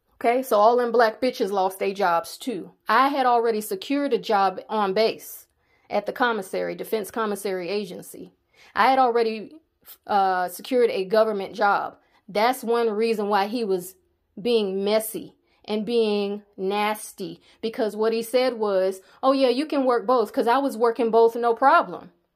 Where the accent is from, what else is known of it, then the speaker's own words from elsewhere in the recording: the South, United States; I'm from the South